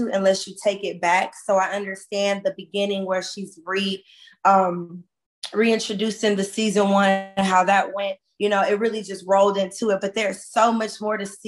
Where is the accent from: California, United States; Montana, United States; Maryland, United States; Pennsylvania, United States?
California, United States; Compton; I'm from Compton, California